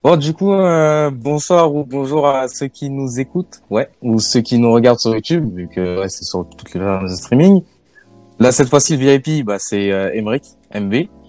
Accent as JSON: {"language": "French", "country": "France", "tie": "born or raised there", "said": "je suis né en France"}